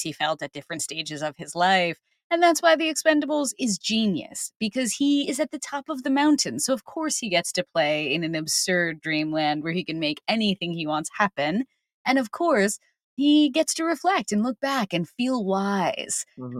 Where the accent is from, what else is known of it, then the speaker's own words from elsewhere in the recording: New Jersey, United States; moved away; where I grew up because I'm from New Jersey originally